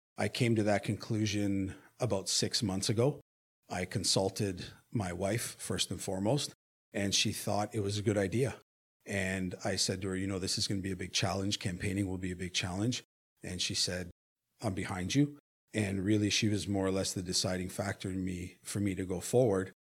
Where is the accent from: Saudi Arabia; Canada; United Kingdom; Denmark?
Canada; Hamilton, Ontario; I am born and raised in Hamilton